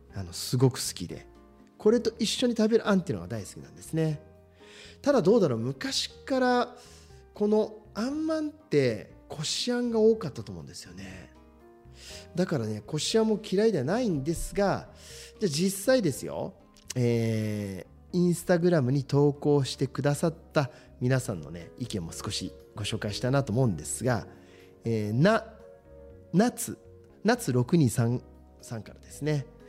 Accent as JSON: {"language": "Japanese", "region": "Shizuoka", "country": "Japan", "tie": "born or raised there", "said": "同じく清水出身ですけど"}